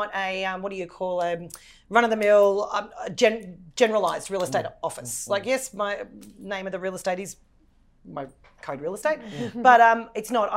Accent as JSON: {"language": "English", "town": "Dandenong", "region": "Victoria", "country": "Australia", "said": "I'm the girl from Dandenong"}